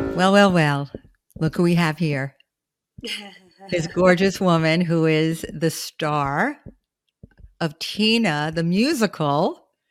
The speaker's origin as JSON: {"language": "English", "town": "New York City", "region": "New York", "country": "United States", "said": "I'm from Flatbush"}